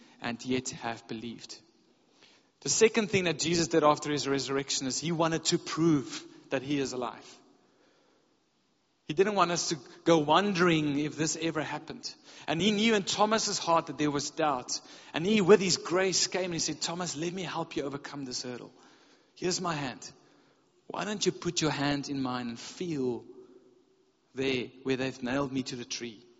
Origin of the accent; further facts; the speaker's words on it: South Africa; we're from South Africa